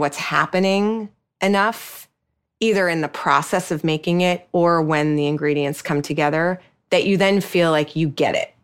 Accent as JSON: {"language": "English", "region": "New York", "country": "United States", "said": "I'm a New Yorker"}